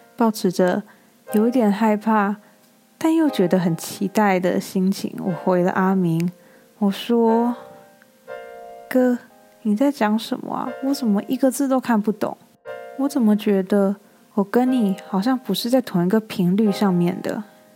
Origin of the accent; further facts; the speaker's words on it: Taiwan; moved away as an adult; now in United States; 我是台湾人啊